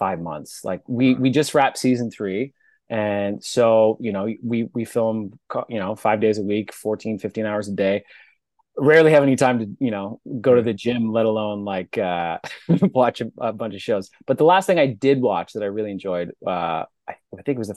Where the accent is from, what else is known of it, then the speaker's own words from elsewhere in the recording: Regina, Saskatchewan, Canada; moved away as an adult; now in Toronto, Canada; I'm a prairie boy from Regina, Saskatchewan, which is like the middle of the country, just like above Montana. So prairie, flat prairie, born and raised there